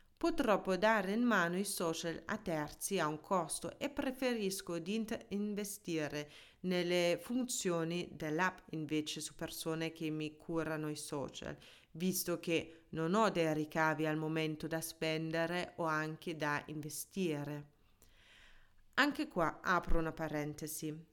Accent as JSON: {"language": "Italian", "country": "Germany", "tie": "born or raised there", "also_born_or_lived": "Ticino, Switzerland / Milan, Italy", "first_language": "German", "second_language": "Italian", "moved": "as an adult", "lives_now": "Italy", "said": "La mia lingua madre è tedesca, sono nata e cresciuta in Germania e in Italia sono per l'amore."}